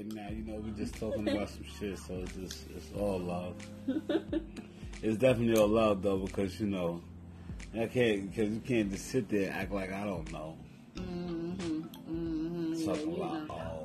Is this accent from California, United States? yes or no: no; New York City, New York, United States; I'm from Harlem